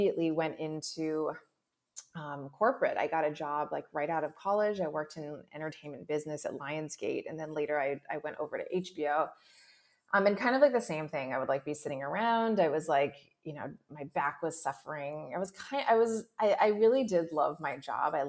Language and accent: English; Hawaii, United States; I grew up in Hawaii.